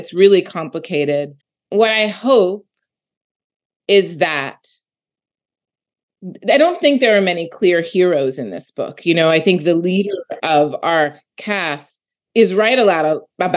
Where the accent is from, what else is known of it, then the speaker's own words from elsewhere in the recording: Philadelphia, Pennsylvania, United States; I'm from Philadelphia